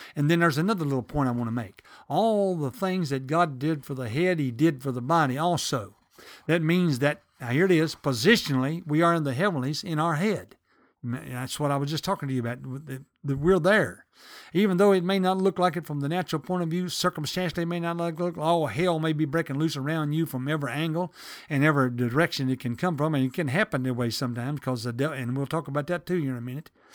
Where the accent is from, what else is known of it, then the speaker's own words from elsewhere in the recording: the South, United States; accent: southern; I'm from the South